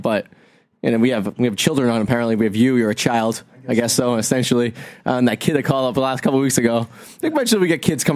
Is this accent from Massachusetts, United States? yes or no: yes; Revere, Massachusetts, United States; I grew up in Revere